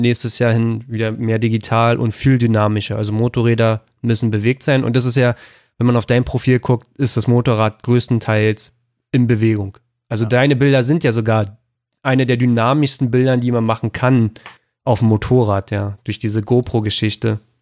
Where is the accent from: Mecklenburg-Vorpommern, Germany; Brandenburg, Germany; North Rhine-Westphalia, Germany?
Brandenburg, Germany; Berlin suburbs; da ich am Speckgürtel von Berlin groß geworden bin